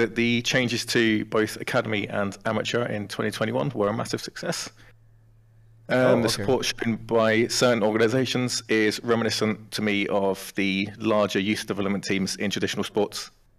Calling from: Northampton, East Midlands, United Kingdom; I am calling from Northampton, England.

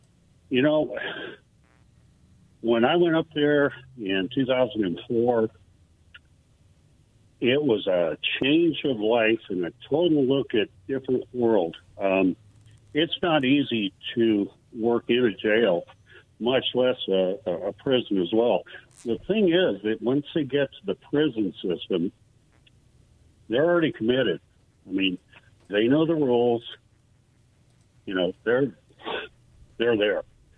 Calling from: Pasco, Washington, United States; here from Pasco.

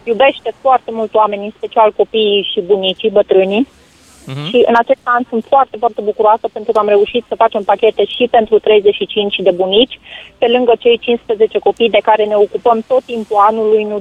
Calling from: Arad, Arad County, Romania; te-am sunat pentru că sunt un voluntar din Arad.

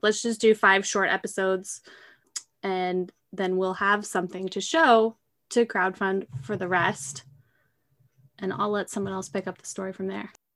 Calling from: Eugene, Oregon, United States; I'm calling in from Eugene, Oregon

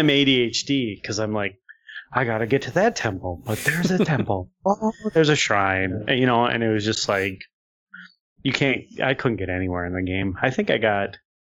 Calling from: Australia; I'm calling from Australia.

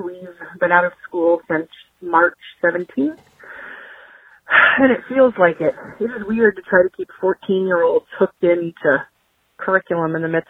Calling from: Vermont, United States; I am calling from Vermont.

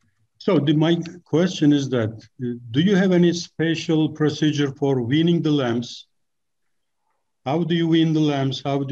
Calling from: Turkey; I'm calling from Turkey.

